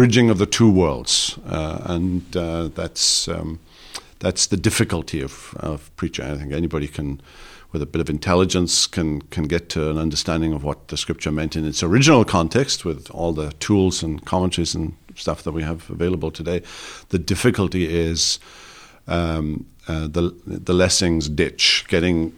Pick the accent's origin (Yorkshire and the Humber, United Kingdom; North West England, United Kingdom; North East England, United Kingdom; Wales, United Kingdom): Wales, United Kingdom; also born or lived in Mississippi; now in South Carolina, United States; as a Welshman